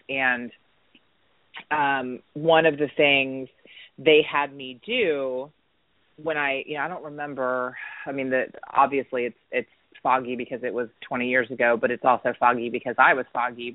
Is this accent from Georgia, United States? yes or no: yes; Atlanta, Georgia, United States; also born or lived in Dunwoody, Georgia / Marietta, Georgia; I was born and raised um, here in Atlanta, Georgia and I actually grew up here